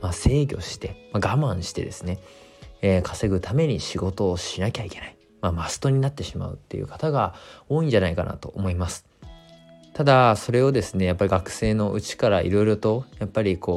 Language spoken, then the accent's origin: Japanese; Fukushima, Japan; 自分がやりたいことはこの地元の福島というところの活性化だし、えー、この福島という地域で働くことが自分のやりたいことだと思って